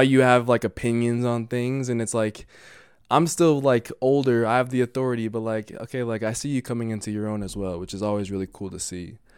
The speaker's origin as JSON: {"language": "English", "town": "Denver", "region": "Colorado", "country": "United States", "said": "I'm from Denver"}